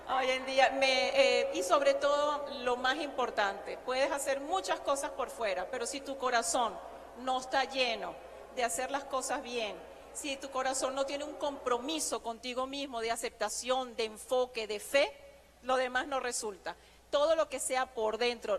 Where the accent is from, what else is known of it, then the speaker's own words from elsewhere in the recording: Venezuela; moved away as an adult; nosotros los venezolanos